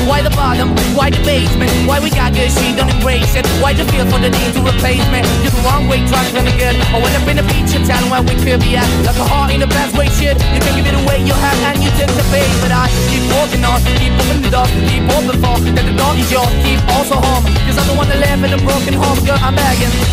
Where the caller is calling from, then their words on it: Cádiz, Andalusia, Spain; Hola, buenas tardes, agitadores. … de Cádiz.